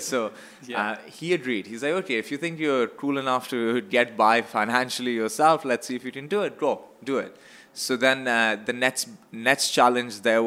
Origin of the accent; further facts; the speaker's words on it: Pakistan; moved away as an adult; now in Canada; I came from Pakistan. I grew up